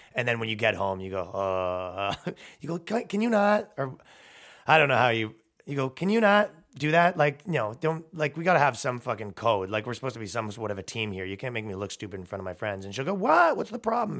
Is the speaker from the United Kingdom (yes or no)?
no; Toronto, Ontario, Canada; now in New York, United States; I'm from fucking Toronto. It's a five million person metropolitan